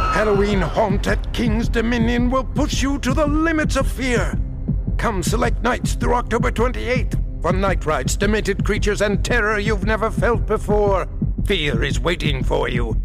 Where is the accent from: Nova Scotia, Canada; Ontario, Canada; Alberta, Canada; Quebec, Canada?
Ontario, Canada; Hamilton; also born or lived in Toronto; I'm originally from Hamilton, Ontario